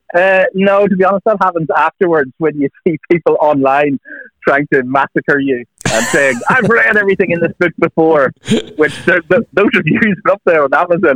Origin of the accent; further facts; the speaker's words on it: Northern Ireland, United Kingdom; I grew up in Northern Ireland